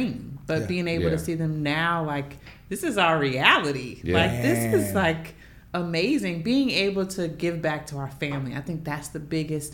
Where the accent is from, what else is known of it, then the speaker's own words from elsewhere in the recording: Atlanta, Georgia, United States; also born or lived in Louisiana; now in Atlanta, United States; I'm from Atlanta, so I always wanted to come back home